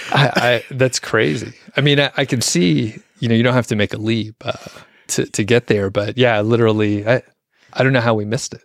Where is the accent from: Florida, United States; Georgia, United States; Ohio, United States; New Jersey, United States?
Georgia, United States; Atlanta; I'm from the Atlanta area